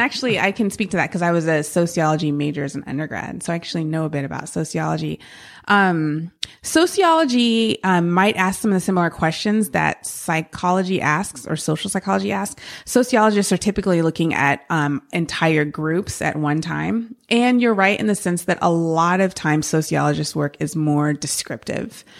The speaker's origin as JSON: {"language": "English", "area": "San Francisco Bay Area", "region": "California", "country": "United States", "tie": "born or raised there", "moved": "yes", "said": "I grew up in the San Francisco Bay Area and, um, loved growing up there."}